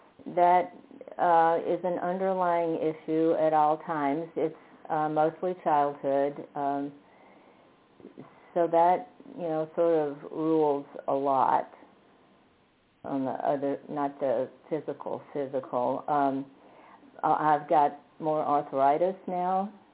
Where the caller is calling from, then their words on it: Fredericksburg, United States; I'm calling from Fredericksburg.